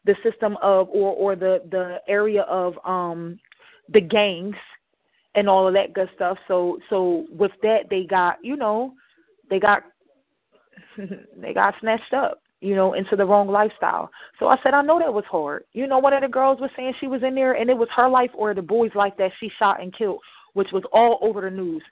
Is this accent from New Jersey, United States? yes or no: yes; Camden, New Jersey, United States; accent: Ebonics; growing up in Camden, New Jersey